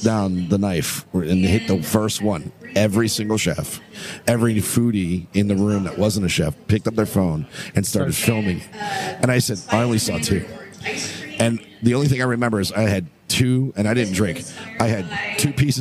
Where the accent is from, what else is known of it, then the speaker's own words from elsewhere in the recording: Miami, Florida, United States; we're from Miami